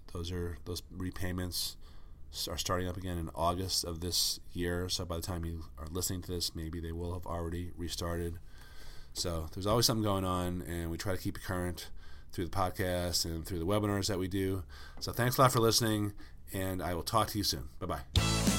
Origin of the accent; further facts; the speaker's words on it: Northeast, United States; I grew up in the Northeast.